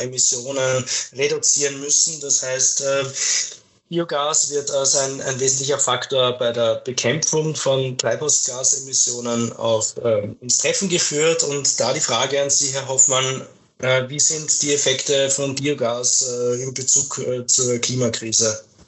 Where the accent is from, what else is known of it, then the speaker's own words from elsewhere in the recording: Austria; bei uns in Österreich